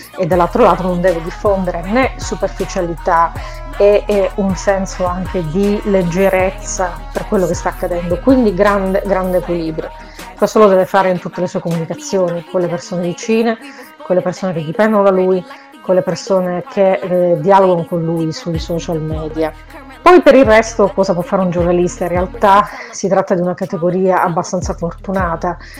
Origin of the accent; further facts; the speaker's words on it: Catania, Sicily, Italy; moved away as an adult; now in Milan, Italy; sono nata in Sicilia a Catania e vivo a Milano da 15 anni